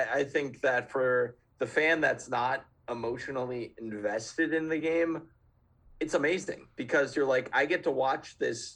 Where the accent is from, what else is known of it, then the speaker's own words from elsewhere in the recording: Minnesota, United States; I'm a born and bred Minnesotan